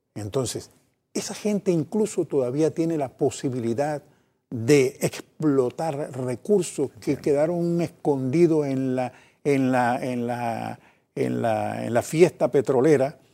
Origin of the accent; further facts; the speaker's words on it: Panama; Como panameños que sabemos cuánto hemos sufrido los panameños de tantas eh, invasiones en nuestro país